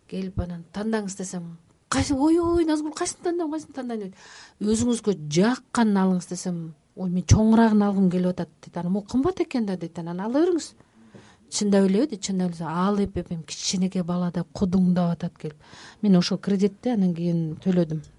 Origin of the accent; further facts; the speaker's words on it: Chatkal, Jalal-Abad Region, Kyrgyzstan; moved away; ошол туулуп өскөн чаткал